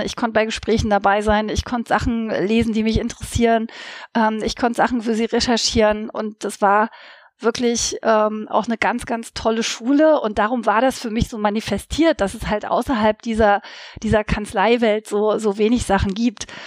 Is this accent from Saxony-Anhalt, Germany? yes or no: yes; Saxony-Anhalt, Germany; now in Leipzig, Germany; Ich stamme nicht aus Sachsen, das ist richtig, aber ich stamme quasi aus einer anderen Ostkammer, wenn man so möchte, nämlich aus Sachsen-Anhalt.